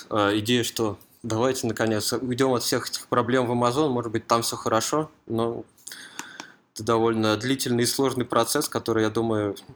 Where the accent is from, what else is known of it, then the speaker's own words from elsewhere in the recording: Moscow Oblast, Russia; Я из Подмосковья.